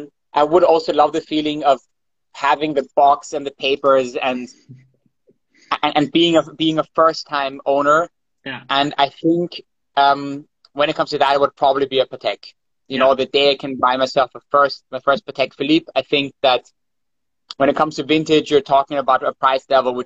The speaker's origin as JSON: {"language": "English", "region": "Vienna", "country": "Austria", "said": "yes, I'm from Vienna as well. We live in Vienna."}